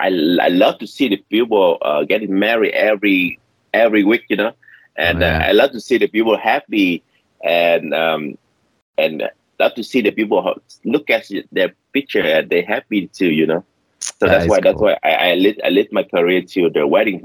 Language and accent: English; Vietnam; English is a second language; moved away as an adult; now in California, United States; I'm an immigrant from the Vietnam, and I just moved to the States. It's like 13 years ago.